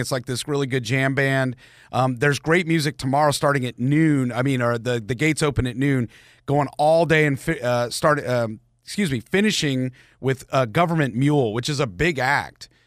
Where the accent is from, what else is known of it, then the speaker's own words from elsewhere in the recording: Marietta, Georgia, United States; I grew up in Marietta